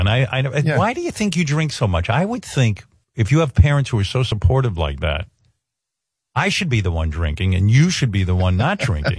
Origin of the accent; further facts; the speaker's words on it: Queens, New York, United States; Growing up in Queens, I just can't imagine living that kind of farm life with dead cows in the road, hunting squirrels, questionable meat.